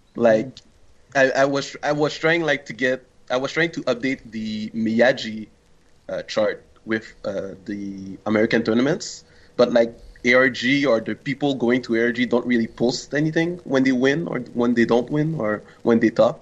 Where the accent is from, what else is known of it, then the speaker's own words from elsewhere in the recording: Montreal, Quebec, Canada; I'm from uh, Montreal, Canada.